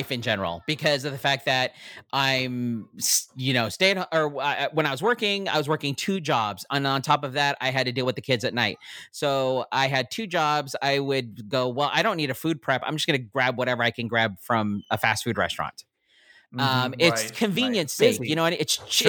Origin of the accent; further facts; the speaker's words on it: Philippines; being a Filipino